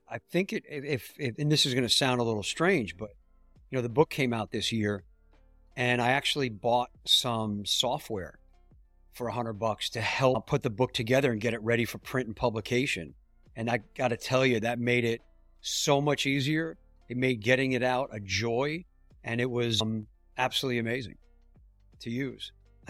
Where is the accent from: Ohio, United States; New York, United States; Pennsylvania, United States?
New York, United States; I grew up in New York, and we had family in Miami